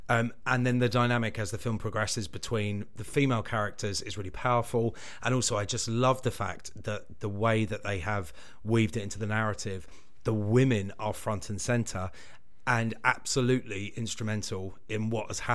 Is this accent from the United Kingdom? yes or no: yes; United Kingdom; We're British.